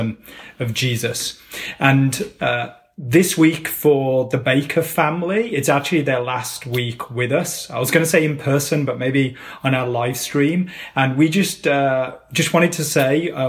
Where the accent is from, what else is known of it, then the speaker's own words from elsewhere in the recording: England, United Kingdom; I was brought up in England, fairly middle-class family in the center of the UK